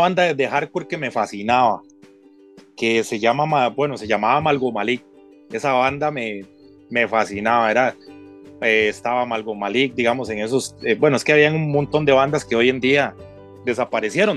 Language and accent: Spanish; Cartago, Costa Rica; nosotros éramos de Cartago